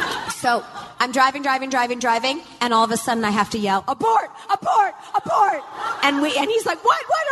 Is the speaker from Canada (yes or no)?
yes; Sherwood Park, Alberta, Canada; moved away; I am going back home to my hometown of Canada.